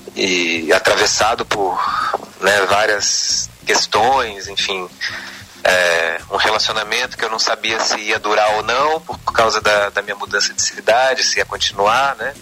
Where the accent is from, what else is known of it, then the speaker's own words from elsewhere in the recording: Brasília, Federal District, Brazil; moved away as an adult; also born or lived in Campinas; now in São Paulo, Brazil; Eu nasci em Brasília, sou filho de pais nortistas, meu pai é acriano, minha mãe é paraense. Uhum. É, Legal. Nasci, cresci em Brasília